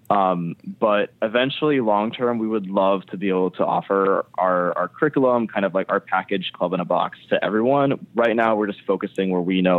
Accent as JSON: {"language": "English", "region": "Michigan", "country": "United States", "said": "from Michigan"}